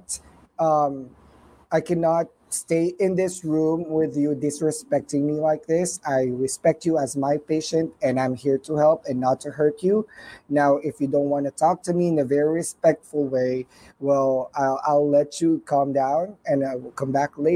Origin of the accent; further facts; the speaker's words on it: Philippines; English is a second language; moved away; I'm a Filipino